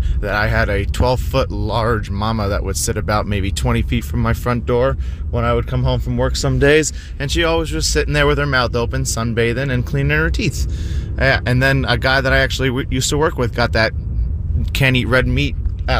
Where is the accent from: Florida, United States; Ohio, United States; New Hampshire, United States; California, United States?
Florida, United States; Southwest; moved away as an adult; also born or lived in South Carolina; I grew up in Southwest Florida, and I had gators in my backyard all the time. Then when I moved to South Carolina